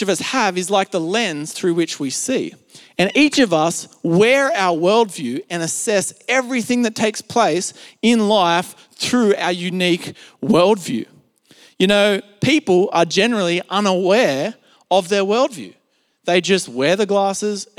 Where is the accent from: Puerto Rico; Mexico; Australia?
Australia; accent: Australian; I grew up in Australia and spent pretty much all my life in Australia besides a few short trips here and there overseas. And, you know, as you would expect, I have what you would call an Australian accent or an Aussie accent.